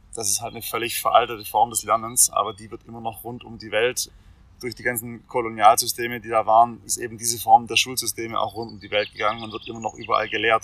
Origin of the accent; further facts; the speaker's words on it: Swabia, Baden-Württemberg, Germany; ich bin ja Schwabe